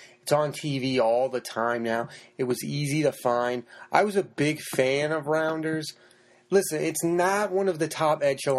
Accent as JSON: {"language": "English", "region": "Massachusetts", "country": "United States", "said": "I'm from Massachusetts, I'm where they're from. I'm not from the city, but I'm from that area."}